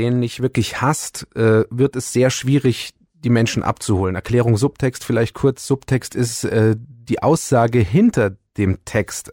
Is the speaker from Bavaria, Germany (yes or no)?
yes; Bayerisch Gmain, Bavaria, Germany; also born or lived in Ulm; als ich ein Jahr alt war, waren wir schon hier, weil mhm. das Haus schon mein Urgroßvater 1934 gebaut hat